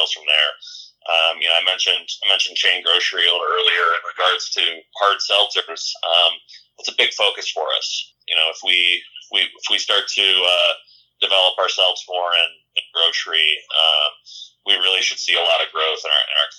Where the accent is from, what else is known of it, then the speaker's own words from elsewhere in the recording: Chicago, Illinois, United States; moved away as an adult; also born or lived in Iowa City, Iowa; So I grew up, I'm from Chicago originally.